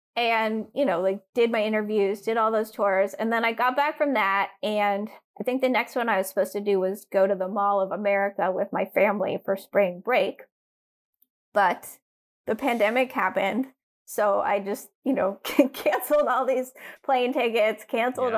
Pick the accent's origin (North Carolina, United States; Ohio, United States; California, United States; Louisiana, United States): North Carolina, United States; Durham; I grew up in Durham, North Carolina